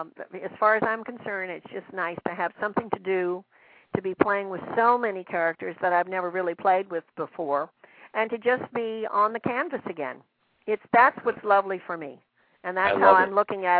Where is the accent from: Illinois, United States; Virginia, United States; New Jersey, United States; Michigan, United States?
Virginia, United States; accent: southern; moved away; my southern accent slips in there